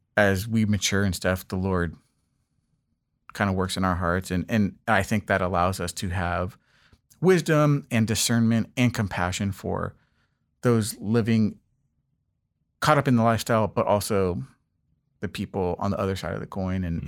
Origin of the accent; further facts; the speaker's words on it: Los Angeles, California, United States; moved away as an adult; also born or lived in East Coast; I grew up in Los Angeles, uh, specifically in the Westchester area